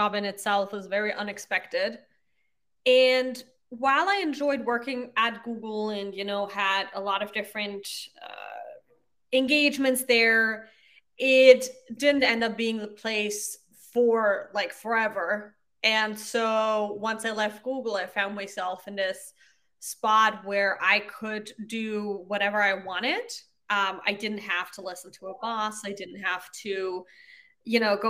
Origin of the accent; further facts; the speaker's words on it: Austria; first language German; English is a second language; moved away as an adult; also born or lived in Ireland; now in United States; So I grew up in Austria. I speak German, that's my mother tongue.